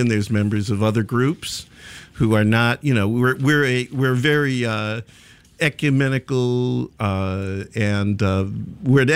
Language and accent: English; Chicago, Illinois, United States; now in Brooklyn, United States; I'm a Chicagoan in Brooklyn